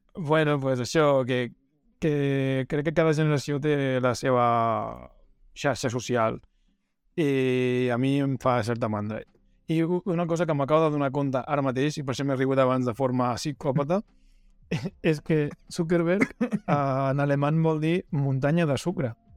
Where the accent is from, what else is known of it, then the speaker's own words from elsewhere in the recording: El Masnou, Catalonia, Spain; el meu cine, en el cine del Masnou